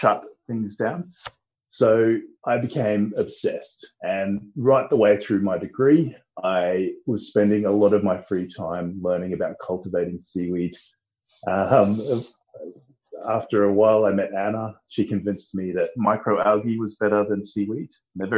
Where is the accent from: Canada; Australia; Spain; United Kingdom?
Australia; I'm an Aussie lad